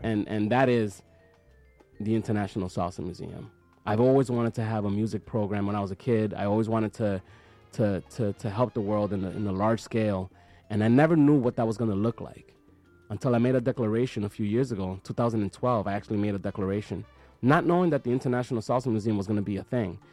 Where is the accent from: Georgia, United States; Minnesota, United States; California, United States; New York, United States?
New York, United States; New York City; born and raised in Washington Heights